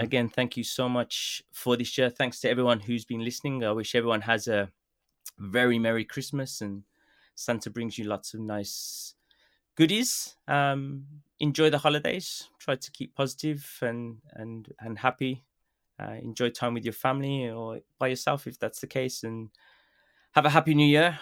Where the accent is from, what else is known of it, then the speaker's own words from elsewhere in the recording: Birmingham, West Midlands, United Kingdom; accent: Birmingham; now in Japan; my Birmingham accent